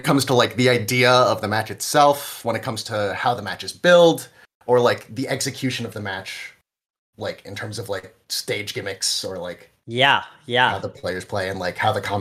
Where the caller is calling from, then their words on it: New Jersey, United States; I'm I'm calling in from New Jersey.